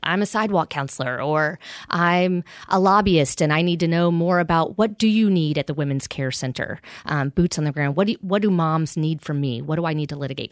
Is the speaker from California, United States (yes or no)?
no; Pensacola, Florida, United States; moved away; I grew up on the Redneck Riviera in Pensacola, Florida